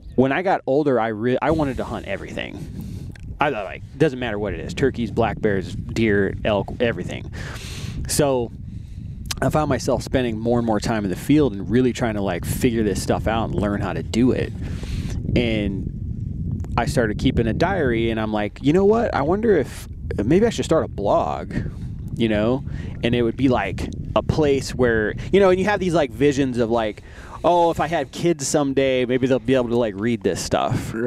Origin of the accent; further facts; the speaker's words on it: Arizona, United States; also born or lived in Albuquerque, New Mexico / New York; when I was nine, uh, moved out to Arizona, and I've been here ever since.